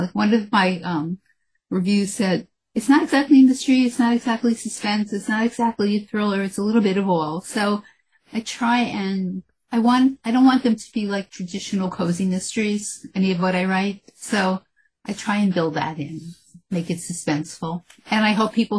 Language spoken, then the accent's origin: English; New York City, New York, United States; I grew up in the Bronx